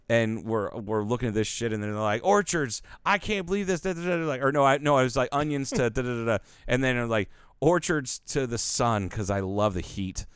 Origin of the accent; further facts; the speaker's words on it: Ohio, United States; moved away; I lived in Ohio for all those years